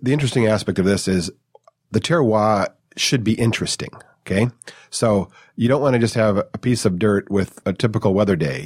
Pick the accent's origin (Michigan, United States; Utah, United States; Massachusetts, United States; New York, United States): Michigan, United States; Detroit; moved away as an adult; now in California, United States; I'm not from California. I was raised in the Detroit suburbs, moved out here in my twenties.